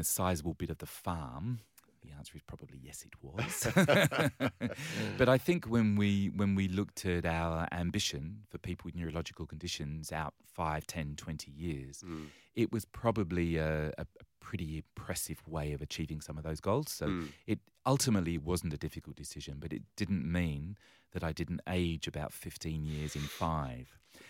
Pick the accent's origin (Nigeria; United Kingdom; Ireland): United Kingdom; England; now in Australia; And yes, you might pick from my accent that I originally hail from the other side